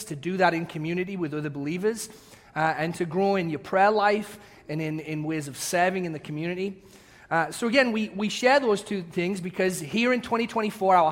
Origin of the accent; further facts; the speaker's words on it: England, United Kingdom; accent: English; moved away; my English accent